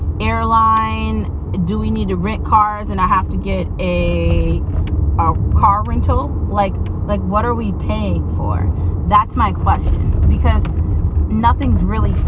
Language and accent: English; United States; I'm an American